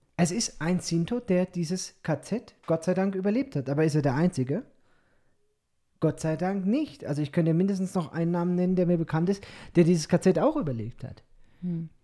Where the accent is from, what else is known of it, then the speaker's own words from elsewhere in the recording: Germany; als Deutscher